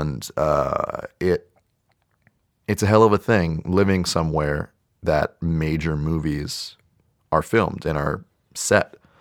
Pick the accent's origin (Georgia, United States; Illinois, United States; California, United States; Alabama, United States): California, United States; South Bay, San Francisco Bay Area; I'm from the South Bay, closer to San Jose, more on the peninsula